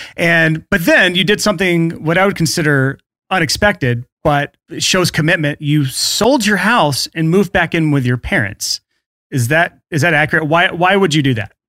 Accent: Alabama, United States; in the South here, like, I'm from Alabama.

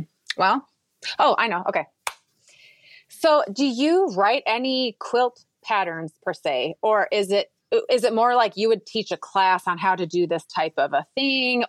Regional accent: Minnesota, United States; now in Texas, United States; I grew up in Minnesota

